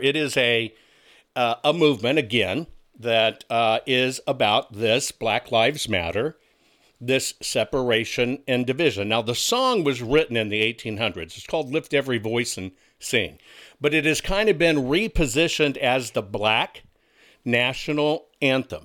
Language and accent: English; Texas, United States; at that time I grew up in Texas